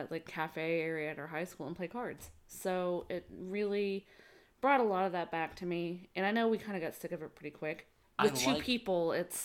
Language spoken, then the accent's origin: English; Northeast, United States; I mean, I grew up in the Northeast, so crib of America, so or of Canada, really.